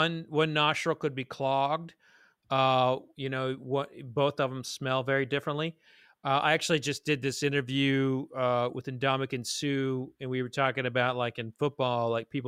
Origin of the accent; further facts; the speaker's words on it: Oklahoma, United States; I'm originally from Oklahoma.